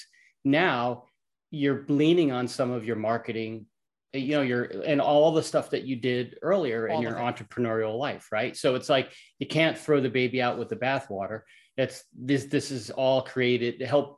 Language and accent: English; New York, United States; I'm from New York.